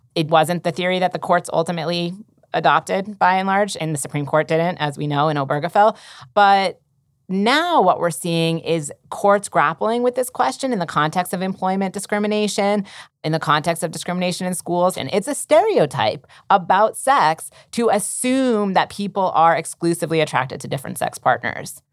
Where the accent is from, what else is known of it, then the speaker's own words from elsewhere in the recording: Massachusetts, United States; in Massachusetts, um, my home state